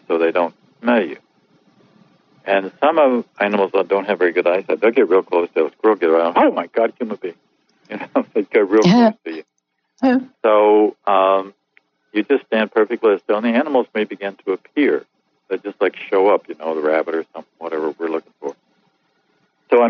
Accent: Missouri, United States; I grew up on a farm in Missouri during the 40s and the 50s.

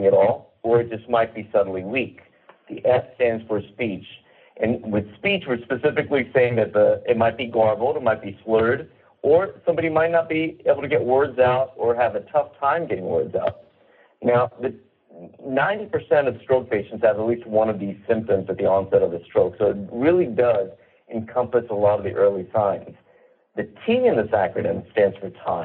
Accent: the South, United States; I was raised in the South

